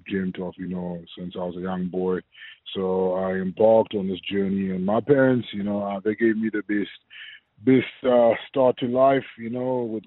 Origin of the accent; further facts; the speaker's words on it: Harare, Zimbabwe; moved away as an adult; now in South Africa; I was born and raised in Harare.